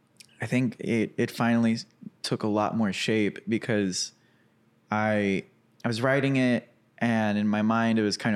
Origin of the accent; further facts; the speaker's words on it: Cabot, Arkansas, United States; I grew up in Cabot, Arkansas.